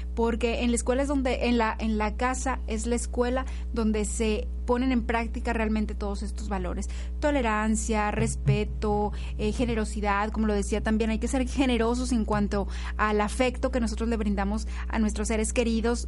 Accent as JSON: {"language": "Spanish", "country": "Mexico", "said": "como mexicanos"}